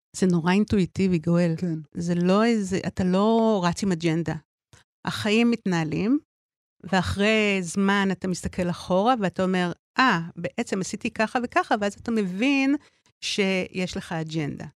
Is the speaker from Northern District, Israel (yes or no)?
no; Tel Aviv, Tel Aviv District, Israel; אני גדלתי בתל אביב